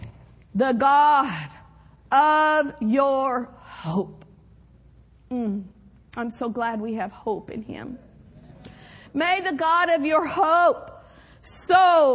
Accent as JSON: {"language": "English", "town": "Skedee", "region": "Oklahoma", "country": "United States", "tie": "born or raised there", "said": "the church that I grew up in Skeedy, Oklahoma"}